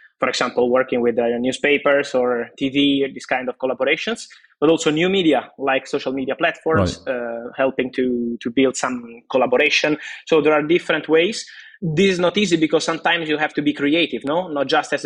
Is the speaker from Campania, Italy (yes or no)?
yes; Naples, Campania, Italy; I was in Napoli, I'm from Napoli, my family's still there